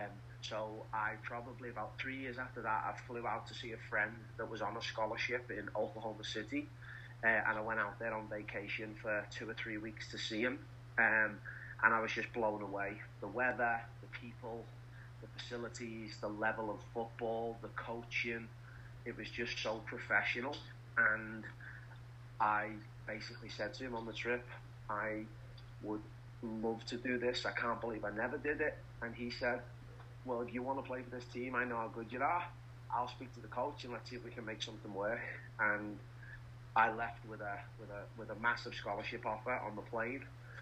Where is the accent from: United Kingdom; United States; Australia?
United Kingdom; Liverpool, North West England; Not a lot of people leave the city of Liverpool. You kind of grow up there, you work there, you get married there, you die there.